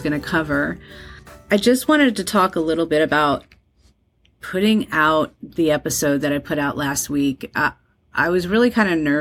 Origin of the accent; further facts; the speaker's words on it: Colonia, New Jersey, United States; also born or lived in Dallas, Texas; I was raised in New Jersey